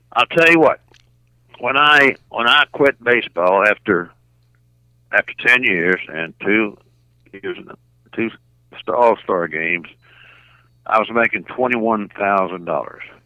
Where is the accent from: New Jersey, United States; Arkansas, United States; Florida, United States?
Arkansas, United States; Little Rock; I was born and raised in Little Rock